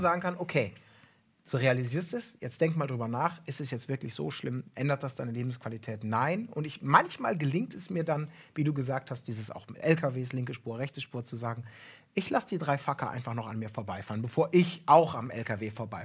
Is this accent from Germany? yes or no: yes; Ibbenbüren, North Rhine-Westphalia, Germany; moved away; früher von Ebenbüren, wo ich groß geworden bin, so ein kleines Kaff